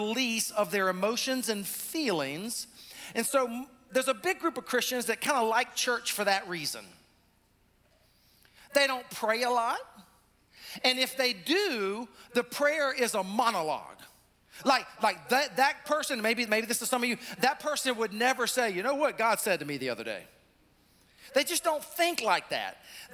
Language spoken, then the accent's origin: English; South Carolina, United States; now in North Carolina, United States; our peeps down in Columbia, South Carolina, my home state